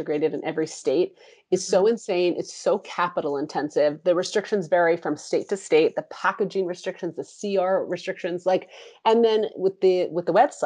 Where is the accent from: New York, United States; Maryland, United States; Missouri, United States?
New York, United States; New York, my hometown